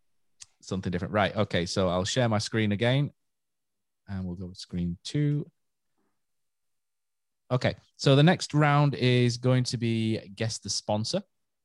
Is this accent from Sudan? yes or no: no; Yorkshire and the Humber, United Kingdom; we're from Yorkshire, aren't we?